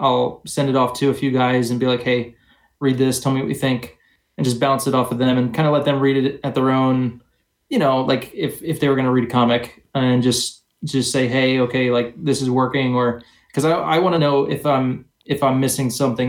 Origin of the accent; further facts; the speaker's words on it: New Jersey, United States; I grew up in New Jersey.